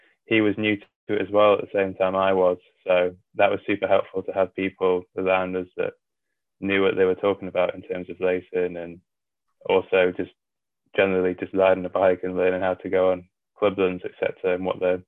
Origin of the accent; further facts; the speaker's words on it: North West England, United Kingdom; So when I grew up, my dad was in the RAF, which meant I moved around a lot as a kid. But by the time I was 12, I think it was, he left the RAF and I was sort of based around the Wallington area, Wallington, Cheshire area.